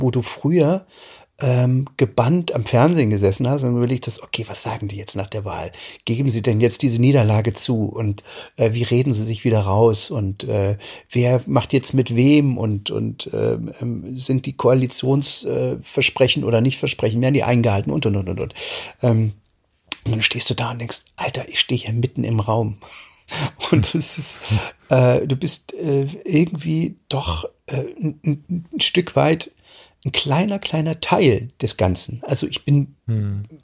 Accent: East Germany, Germany; ich bin ja in der DDR aufgewachsen

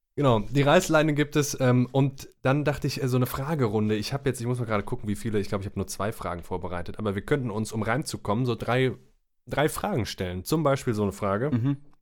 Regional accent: Rhineland, Germany; now in Cologne, Germany; Wir sind äh, äh gebürtige Rheinländer, beide

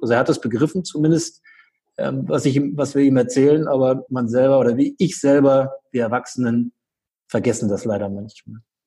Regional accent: Göttingen, Lower Saxony, Germany; in Göttingen, also hier in meiner Heimatstadt

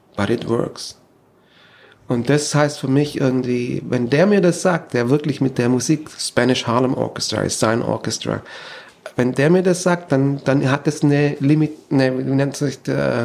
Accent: Germany; moved away as an adult; also born or lived in Stuttgart; now in United States; bin ich auch eigentlich aus Deutschland weg

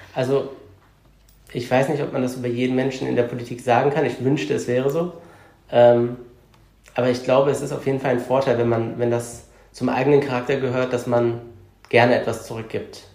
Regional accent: Cologne, North Rhine-Westphalia, Germany; Ich bin eine Kölsche Jung, also ich bin Kölner, ich bin in, im Stadtbezirk Köln-Kalk geboren und aufgewachsen und lebe da auch bis heute noch.

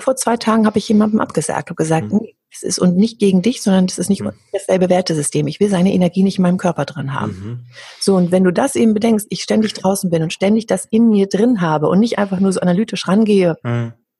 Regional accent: Hamburg, Germany; Ich komme ja aus Hamburg.

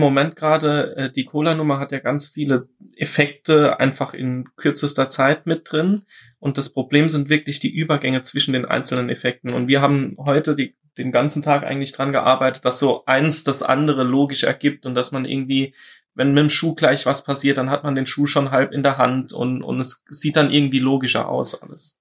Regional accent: Saarland, Germany; ich bin aus dem Saarland.

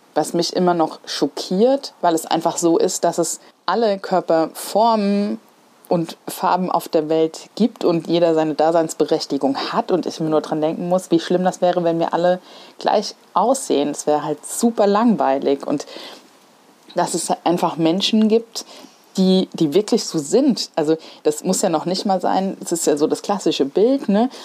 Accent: Mainz, Hesse, Germany; Ich komme tatsächlich äh, hier aus Mainz. Also ich bin echt Menser Mädchen und ich bin in Kostheim groß geworden tatsächlich. bin aber hier in Mainz geboren

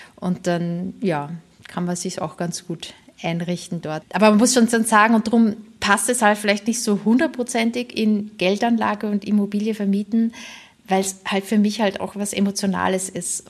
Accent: St. Pölten, Lower Austria, Austria; now in Germany; in einer Stadt, St. Pölten heißt die, die ist so 40 Kilometer entfernt von Wien, auch eine Studentenstadt und das ist halt eben so meine Heimatstadt.

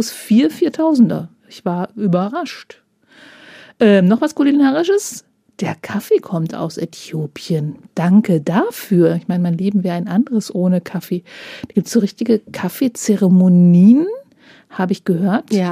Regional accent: Northern Germany, Germany; Als Norddeutsche frage ich mich da allerdings, wie das geht, weil Grünkohl darf doch erst nach dem ersten Frost geerntet werden.

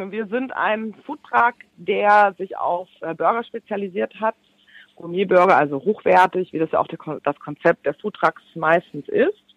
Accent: Baden-Württemberg, Germany; Ich komme ja aus Schwaben und wir haben das mit den Badenern.

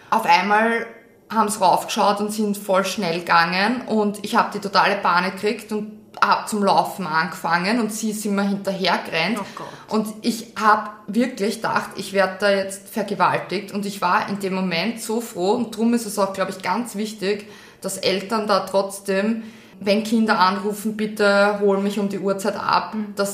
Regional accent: Austria; Das ist nur in Russland gut, das ist wirklich schön beleuchtet, da braucht man echt keine Angst

